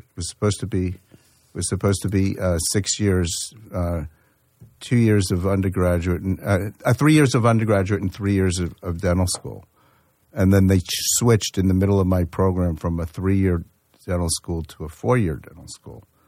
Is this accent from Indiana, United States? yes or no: no; Yonkers, New York, United States; I grew up in in uh, mostly in Yonkers, New York